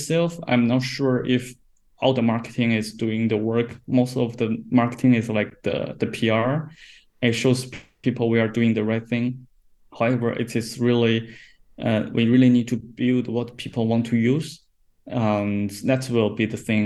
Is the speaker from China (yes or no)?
yes; China; I'm from China